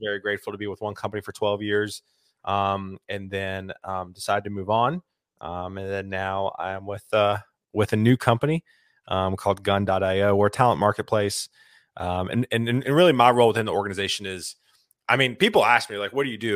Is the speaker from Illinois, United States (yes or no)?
no; Lexington, South Carolina, United States; moved away as an adult; now in Nashville, United States; I grew up in South Carolina, Columbia, a small town outside of Columbia called Lexington